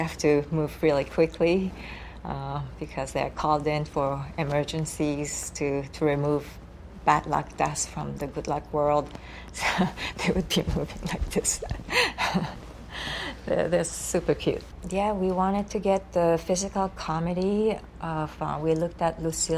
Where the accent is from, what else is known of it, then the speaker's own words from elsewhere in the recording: Japan; English is a second language; moved away; Here I am from Japan. English is my third language.